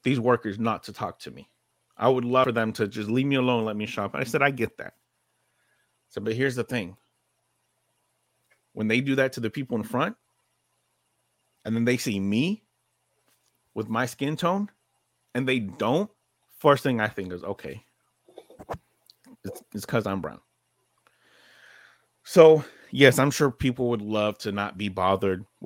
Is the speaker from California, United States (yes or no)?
yes; California, United States; I grew up in California